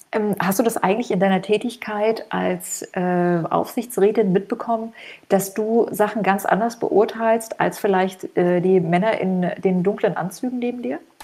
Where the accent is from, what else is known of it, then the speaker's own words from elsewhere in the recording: East Germany, Germany; now in Frankfurt, Germany; ich komme ja auch aus dem Osten